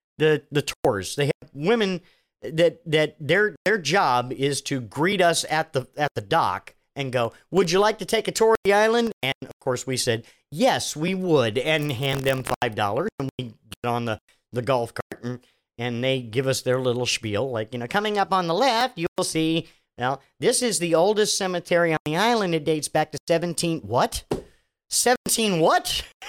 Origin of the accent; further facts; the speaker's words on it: Machias, Maine, United States; When I was a kid living in, again, Machias, Maine, my hometown, was a way station between duty assignments for my father.